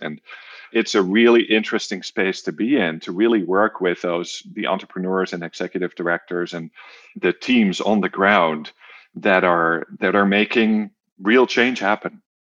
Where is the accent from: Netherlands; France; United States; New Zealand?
Netherlands; moved away; also born or lived in Germany / North America; I am from the Netherlands originally